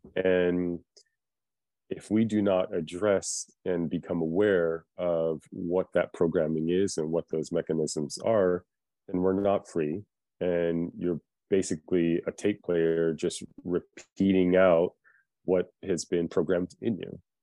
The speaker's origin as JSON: {"language": "English", "country": "United States", "tie": "born or raised there", "also_born_or_lived": "Philippines", "said": "I was born in the Philippines and came to America when I was four years old"}